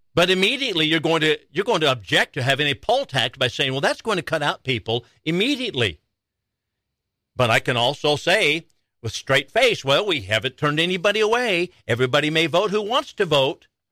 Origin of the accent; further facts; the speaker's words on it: Chandler, Arizona, United States; now in Wichita County, United States; I'm from Chandler, Arizona, and Maricopa County has been my home